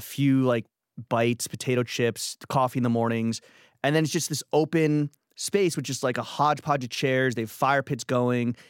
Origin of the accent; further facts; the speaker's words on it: New York City, New York, United States; I grew up in Stuytown